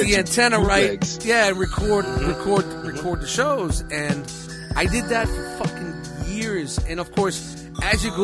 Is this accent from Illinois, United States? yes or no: no; New York City, New York, United States; I grew up in Canarsie, like back when it was all mobbed up